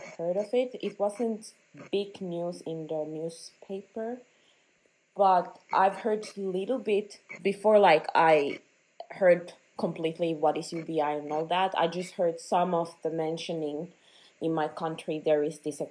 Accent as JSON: {"language": "English", "country": "Finland", "moved": "yes", "said": "I'm from Finland"}